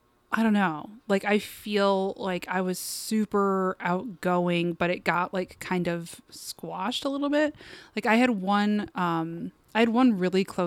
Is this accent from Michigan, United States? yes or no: yes; Westland, Michigan, United States; I grew up in Westland, Michigan.